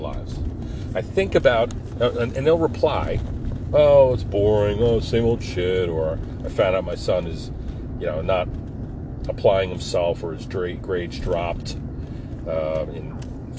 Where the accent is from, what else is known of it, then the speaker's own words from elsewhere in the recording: Forked River, New Jersey, United States; when I grew up in Forked River.